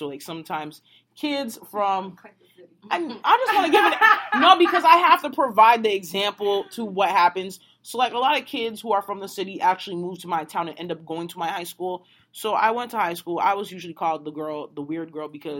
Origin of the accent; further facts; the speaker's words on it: Haiti; moved away; growing up in Haiti, I grew up in like the 1% section in Haiti.